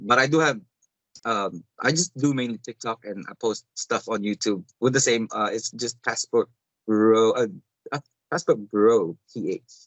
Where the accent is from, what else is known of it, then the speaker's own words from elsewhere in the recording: Davao City, Davao Region, Philippines; now in United States; I'm from Davao